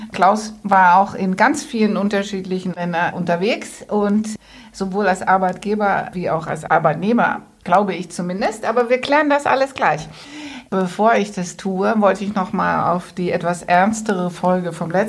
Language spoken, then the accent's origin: German; Netherlands; German is a second language; Ich bin ja, alle Hörer wissen das, ich bin ja Holländerin